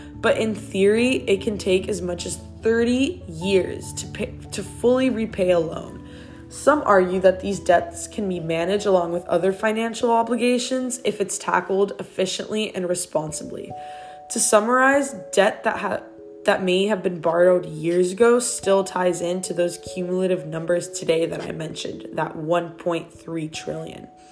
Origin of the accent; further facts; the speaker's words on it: Miami, Florida, United States; moved away as an adult; also born or lived in Odessa, Ukraine; I was born and raised in Miami, Florida